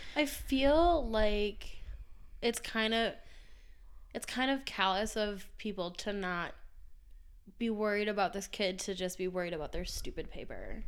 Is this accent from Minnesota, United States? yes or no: yes; Minnesota, United States; we're from Minnesota